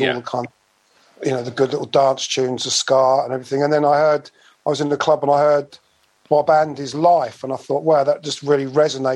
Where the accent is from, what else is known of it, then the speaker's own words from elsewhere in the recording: High Wycombe, South East England, United Kingdom; accent: Bucks; also born or lived in London / Slough; I moved to the area of High Wycombe. And so really, my formative years were all in and around High Wycombe